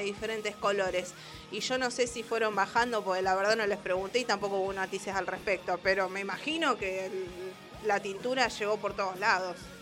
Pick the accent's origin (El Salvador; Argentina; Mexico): Argentina; país que está en el fin del mundo, que somos nosotros, argentinos